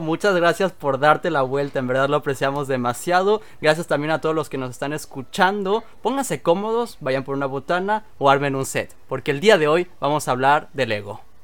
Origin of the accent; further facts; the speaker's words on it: Mexico; now in Canada; nosotros somos mexicanos